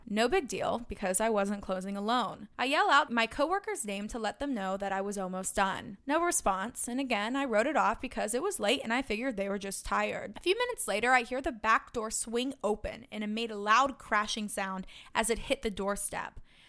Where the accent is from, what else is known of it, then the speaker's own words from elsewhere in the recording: St. Augustine, Florida, United States; I'm from St. Augustine, Florida, which prides itself on being the oldest city in the United States.